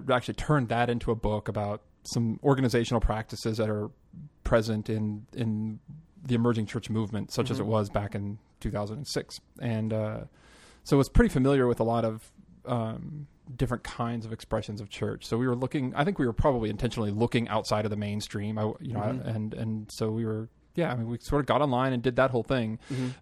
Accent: Southlake, Texas, United States; moved away as an adult; also born or lived in Nashville, Tennessee / Wichita Falls, Texas; now in Colorado, United States; I grew up in Southlake. Which is about as Texas gets

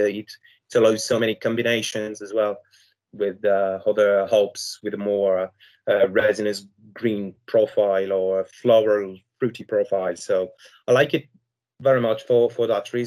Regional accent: Brittany, France; I'm from France, Brittany, so west part of France

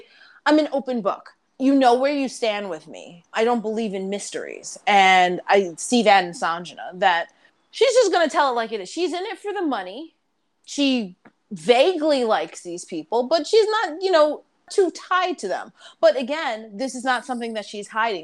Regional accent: New York, United States; accent: New York; I am from New York

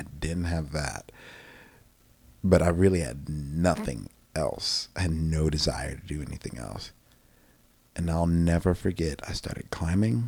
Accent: Manassas, Virginia, United States; now in Texas, United States; I grew up in this beautiful place called Manassas, Virginia

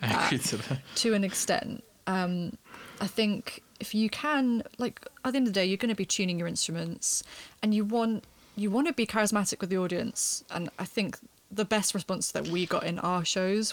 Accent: United Kingdom; moved away as an adult; also born or lived in Cardiff; I grew up in Battersea, and the music scene is pretty dire in comparison to Cardiff

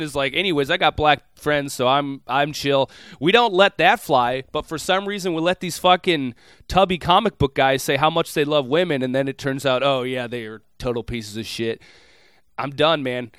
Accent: Minneapolis, Minnesota, United States; moved away; I, I'm from Minneapolis proper. You've been to my hometown

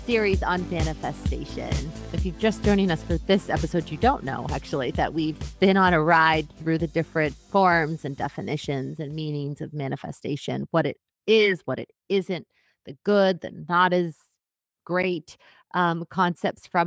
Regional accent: New Hampshire, United States; New Hampshire is my home state

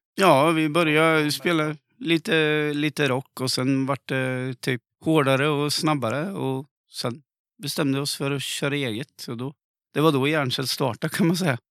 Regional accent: Linköping, Östergötland, Sweden; accent: östgötska; Jag har aldrig sjungit på östgötska

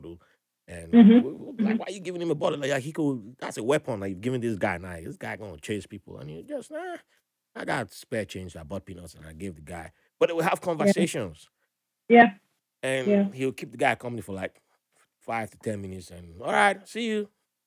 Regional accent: Nigeria; also born or lived in Ibadan, Nigeria / Port Harcourt, Nigeria; now in United States; back home, you know, in Nigeria

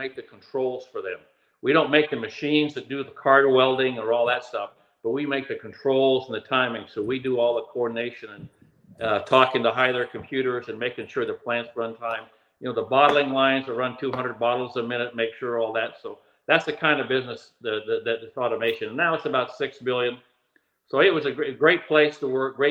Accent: Oregon, United States; moved away; I grew up in Oregon

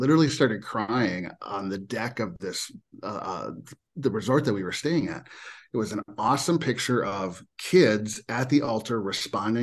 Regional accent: Minnesota, United States; born and raised in Minnesota

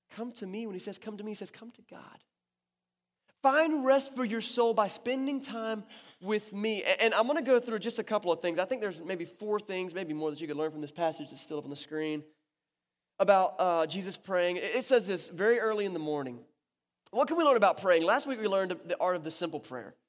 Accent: North Carolina, United States; it went right over my hometown

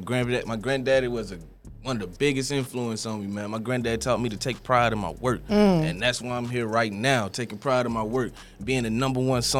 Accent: Decatur, Georgia, United States; I come from Decatur, Georgia.

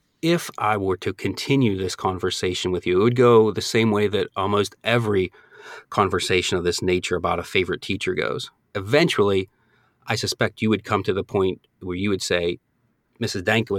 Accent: Northeast, United States; Now, I'm originally from the Northeast, so when I moved down here, I thought alligators were, I thought they were like rattlesnakes.

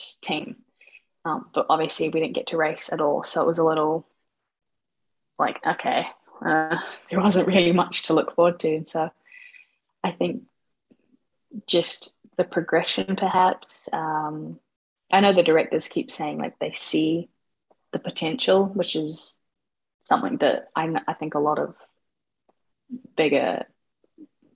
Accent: Auckland, New Zealand; I am 23 from Auckland, New Zealand

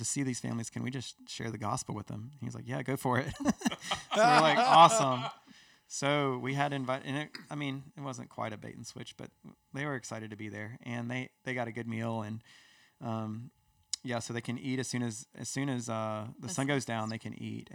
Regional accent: United States; we're from America

